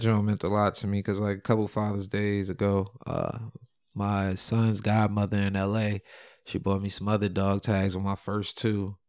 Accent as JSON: {"language": "English", "region": "New York", "country": "United States", "also_born_or_lived": "Simi Valley, California", "said": "I'm from New York"}